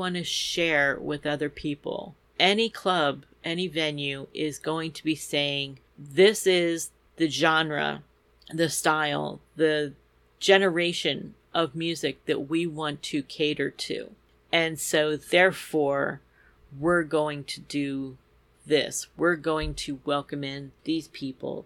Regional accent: near Bryn Mawr, Philadelphia area, Pennsylvania, United States; here in Bryn Mawr, pretty close to my hometown

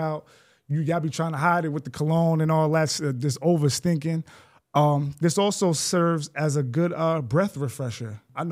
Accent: Greenburgh, New York, United States; also born or lived in Maryland; I'm from Greenberg

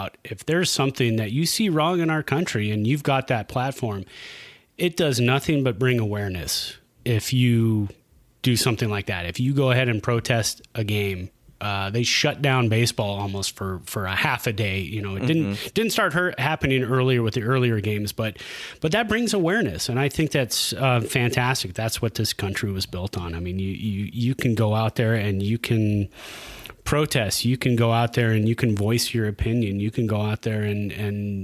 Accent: Santa Clara, California, United States; also born or lived in San Jose; now in Reno, United States; I was born in San Jose, raised in Santa Clara, moved here in 2003 to Reno

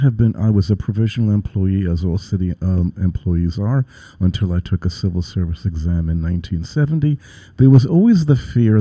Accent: New York City, New York, United States; I'm a born and bred New Yorker. I was raised in Crown Heights in Brooklyn, where I lived until 1967

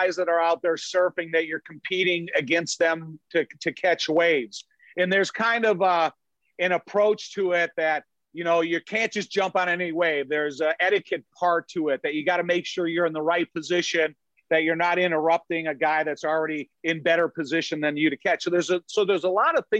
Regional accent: Joliet, Illinois, United States; I grew up in Joliet my whole life

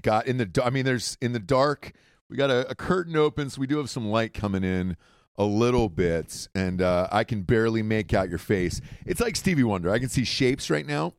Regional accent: Atlanta, Georgia, United States; moved away; I grew up in Atlanta. Uh, we moved there when I was, I think, maybe three or four years old

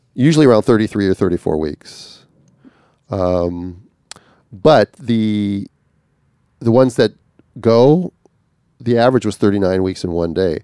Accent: Minnesota, United States; I'm from Minnesota

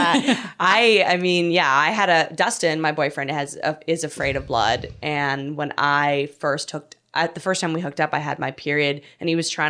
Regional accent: Canada; now in United States; I'm able to travel into my home country of Canada.

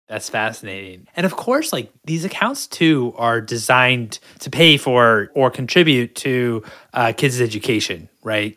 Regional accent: Washington, District of Columbia, United States; now in California, United States; I'm from the East Coast. I'm from Washington D.C.

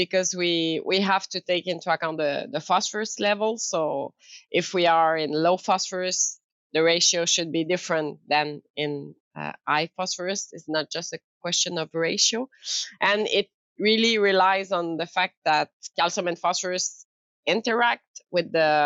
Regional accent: Quebec City, Quebec, Canada; English is a second language; moved away; also born or lived in France; I'm French Canadian. Coming from this area in Quebec City, but I live long time in France

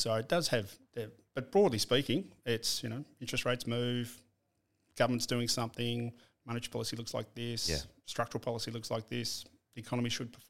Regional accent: Shepparton, Victoria, Australia; I was born in Shepparton.

